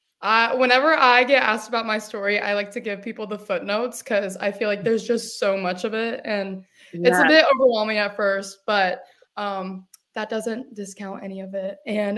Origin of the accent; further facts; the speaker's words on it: Decatur, Georgia, United States; also born or lived in Jefferson, Georgia / Milledgeville, Georgia; I grew up in Decula, Georgia. And then we moved to Jefferson, Georgia, where we live now.